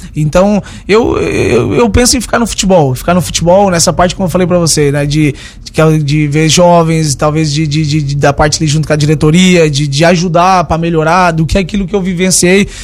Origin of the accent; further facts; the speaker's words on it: Lauro Müller, Santa Catarina, Brazil; moved away; also born or lived in Italy; Saímos de Lauro Miller, fomos. Viajei o mundo inteiro